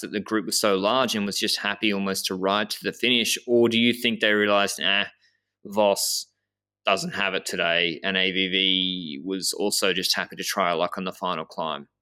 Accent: Australia; I'm a, I'm a from Australia

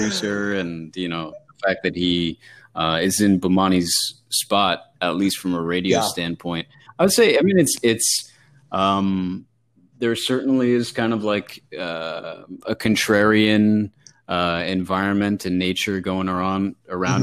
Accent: Bay Area, California, United States; moved away as an adult; also born or lived in Los Angeles, California; now in Connecticut, United States; growing up in the Bay Area in California

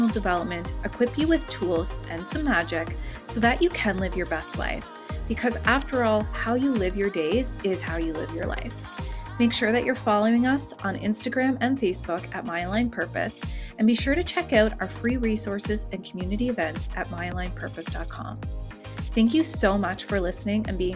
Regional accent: Canada; we're Canadian

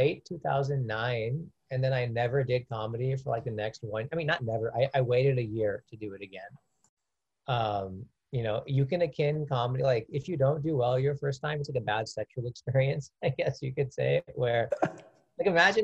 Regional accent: Orange County, California, United States; also born or lived in India; now in Los Angeles, United States; I grew up in Orange County

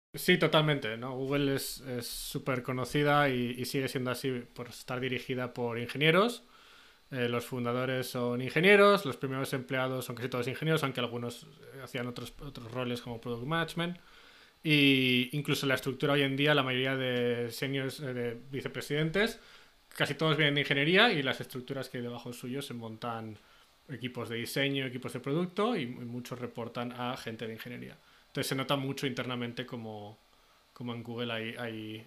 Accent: Zaragoza, Aragon, Spain; moved away as an adult; now in Silicon Valley, United States; soy de Zaragoza, pero llevo ya 12 años en Silicon Valley

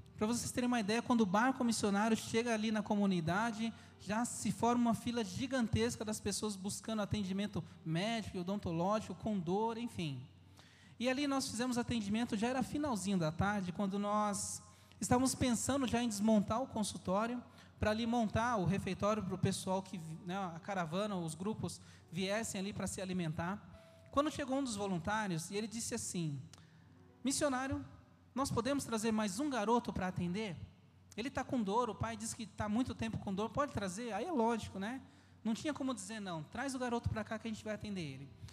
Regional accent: São Paulo, Brazil; moved away as an adult; also born or lived in Amazon; nós somos natural de São Paulo

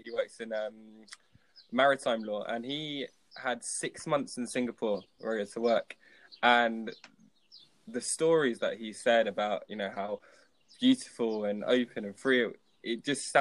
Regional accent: London, United Kingdom; moved away as an adult; also born or lived in Leicester; now in Marbella, Spain; I was born in London and I went to university in Leicester for 3 years. But I mean, that's the only time that I ever lived away from London.

